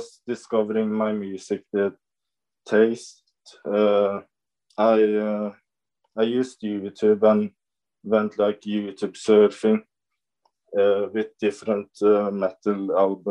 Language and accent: English; Norway; I'm from Norway